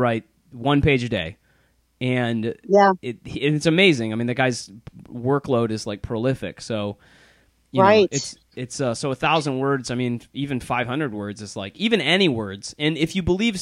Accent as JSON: {"language": "English", "town": "Plymouth", "region": "Michigan", "country": "United States", "tie": "born or raised there", "moved": "yes", "lives_now": "Chicago, United States", "said": "my hometown of Plymouth, Michigan"}